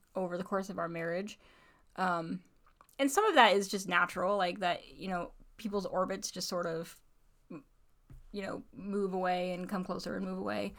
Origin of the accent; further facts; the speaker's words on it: Indiana, United States; now in Alaska, United States; I, so I grew up in Indiana